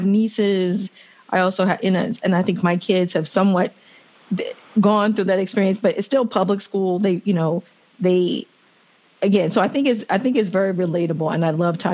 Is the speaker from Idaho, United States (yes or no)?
no; Washington, District of Columbia, United States; I grew up in Washington, D.C., went to public school and then went to Catholic school.